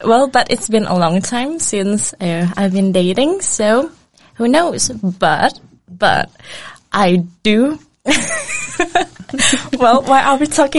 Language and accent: English; Indonesia; also born or lived in Greenland; now in Denmark; It's about my culture background, like, I'm from Indonesia.